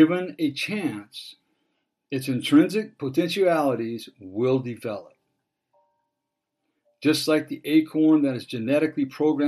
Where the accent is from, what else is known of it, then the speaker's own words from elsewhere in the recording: Dana Point, California, United States; I grew up in Dana Point, and up on the hill there's a water tower up on Golden Lantern.